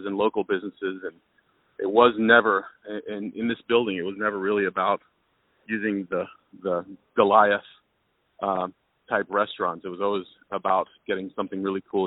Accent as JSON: {"language": "English", "region": "Texas", "country": "United States", "moved": "yes", "said": "I'm from Texas"}